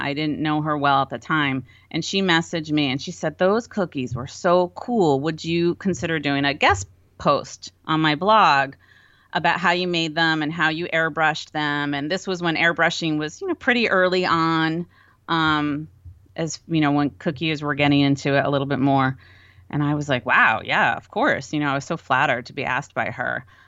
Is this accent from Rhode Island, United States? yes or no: yes; Rhode Island, United States; moved away as an adult; also born or lived in Connecticut; we're from Rhode Island